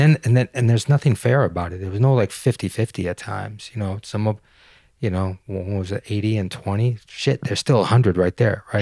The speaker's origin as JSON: {"language": "English", "town": "Detroit", "region": "Michigan", "country": "United States", "also_born_or_lived": "Denmark", "moved": "as an adult", "said": "I'm a boy from Detroit."}